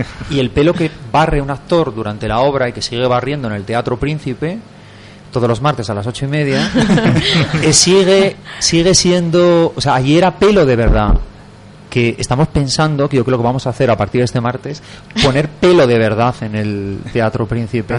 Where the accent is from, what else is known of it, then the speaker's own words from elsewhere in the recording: Asturias, Spain; now in Madrid, Spain; yo soy asturiano